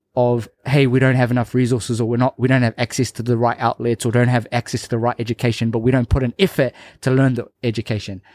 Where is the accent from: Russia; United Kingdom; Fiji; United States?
Fiji; Labasa, Northern Division; my hometown, Lombasa